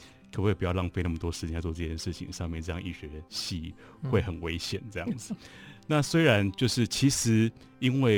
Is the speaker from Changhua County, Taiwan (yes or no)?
yes; Changhua County, Taiwan; 大家好，我是彰化人。其实从小就是很喜欢画画，不过因为算是 比较会念书的小孩，然后后来又念私立中学。